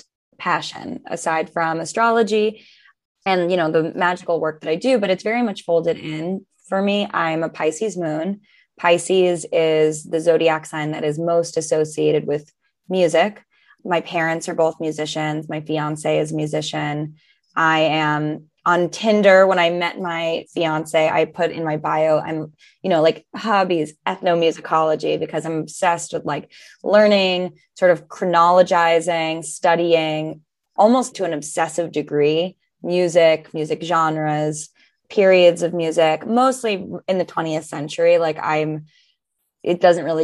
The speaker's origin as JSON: {"language": "English", "town": "New York City", "region": "New York", "country": "United States", "said": "I'm from New York City. I live in New York."}